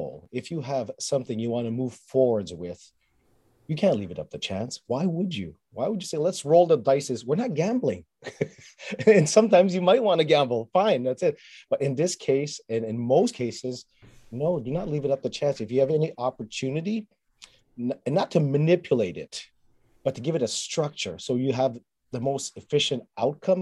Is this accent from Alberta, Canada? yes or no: no; Montreal, Quebec, Canada; I was raised in Montreal, learned French and English